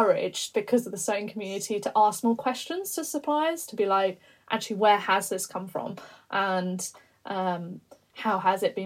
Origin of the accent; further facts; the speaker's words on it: London, United Kingdom; I'm a London girl. I was born in London